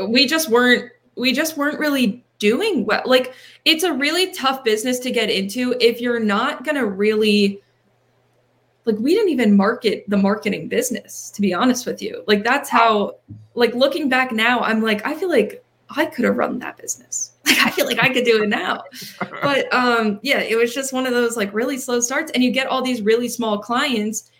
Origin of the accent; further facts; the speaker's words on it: near Penn State Berks, Pennsylvania, United States; a Penn State branch campus that is closer to my hometown.